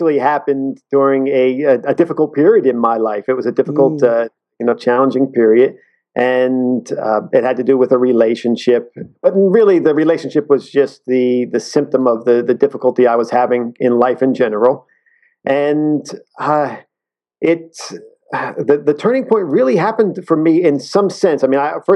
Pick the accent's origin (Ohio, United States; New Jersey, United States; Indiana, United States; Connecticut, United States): New Jersey, United States; I was brought up and raised in New Jersey